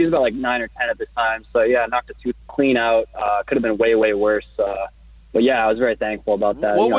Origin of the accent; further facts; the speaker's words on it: Indiana, United States; I'm from Indiana, so I'm a big Pacers fan